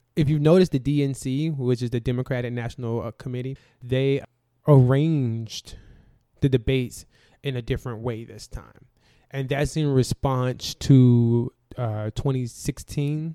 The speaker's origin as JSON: {"language": "English", "region": "the South", "country": "United States", "said": "I'm from the South"}